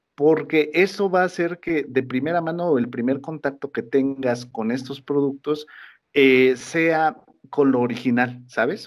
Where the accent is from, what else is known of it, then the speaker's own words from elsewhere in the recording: Mexico; todos como mexicanos